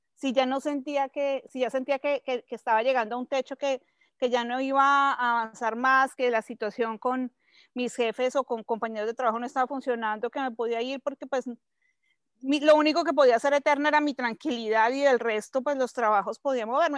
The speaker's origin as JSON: {"language": "Spanish", "region": "Bogotá", "country": "Colombia", "tie": "born or raised there", "moved": "as an adult", "lives_now": "Mexico City, Mexico", "said": "soy colombiana, soy bogotana, nací en Bogotá hace ya poco más de 45 años"}